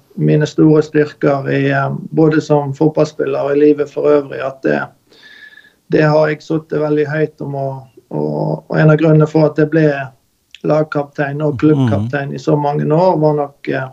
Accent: Bekkjarvik, Vestland, Norway; Selbjørn er jo den øyen jeg vokste opp i her i Bekkjarvik

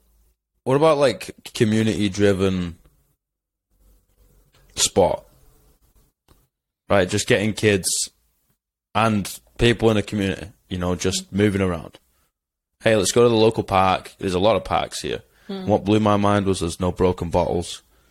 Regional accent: England, United Kingdom; Like, I'm English. I don't trust my government.

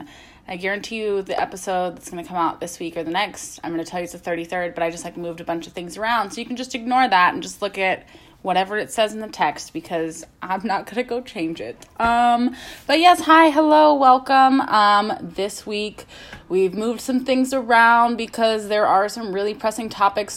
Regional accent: Midwest, United States; I'm from the Midwest

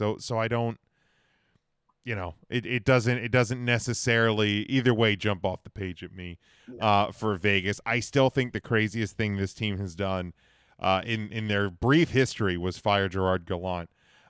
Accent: Winnipeg, Manitoba, Canada; I'm from Winnipeg, you idiot.

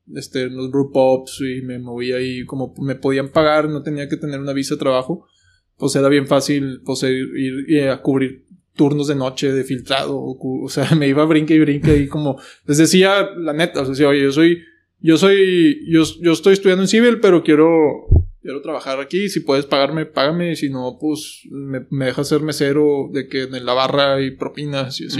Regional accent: Mexico; also born or lived in United States; yo pues nací en el otro lado, soy americano

